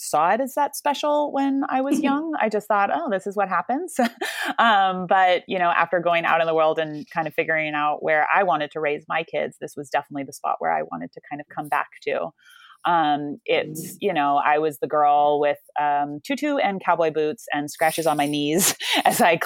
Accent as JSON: {"language": "English", "region": "California", "country": "United States", "tie": "born or raised there", "also_born_or_lived": "Ohio", "said": "I'm from California, born and raised here, but spent a lot of time in the Midwest."}